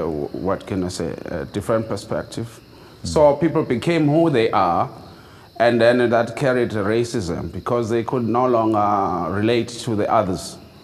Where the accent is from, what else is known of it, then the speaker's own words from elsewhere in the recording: Transkei, Eastern Cape, South Africa; I grew up in Transkei. There I grew up till I was an old boy without ever seeing a lot of white people, for instance. And most people I had, I knew were Xhosas like me.